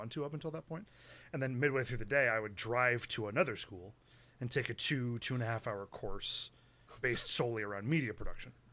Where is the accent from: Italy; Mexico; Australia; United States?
United States